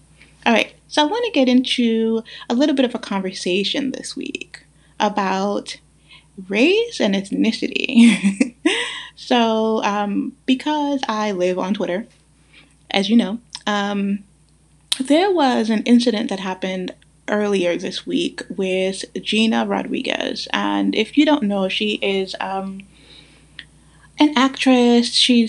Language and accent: English; Guyana; For example, I'm from Guyana, right? And so my grandparents, my great-grandparents on my maternal side were from Madras, India.